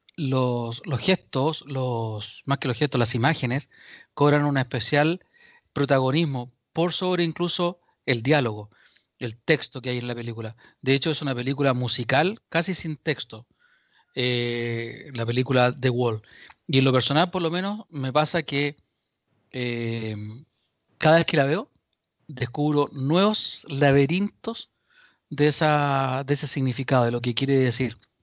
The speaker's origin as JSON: {"language": "Spanish", "country": "Chile", "said": "los chilenos"}